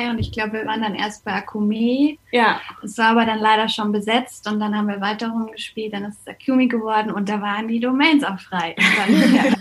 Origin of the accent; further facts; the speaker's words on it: Munich, Bavaria, Germany; born there; ich bin in München geboren, lebe hier